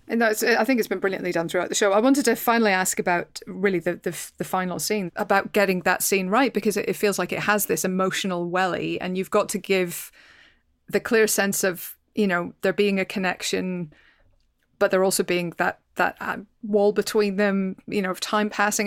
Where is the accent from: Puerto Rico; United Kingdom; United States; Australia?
United Kingdom; Northern Ireland; I come from Northern Ireland, so I, I grew up near the Giant's Causeway